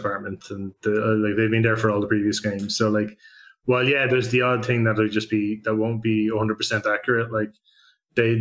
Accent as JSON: {"language": "English", "country": "Ireland", "said": "as an Irish person"}